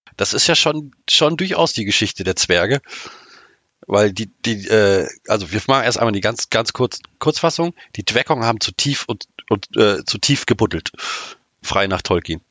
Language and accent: German; Oldenburg, Lower Saxony, Germany; ich komme aus dem schönen Oldenburg in der Nähe von Bremen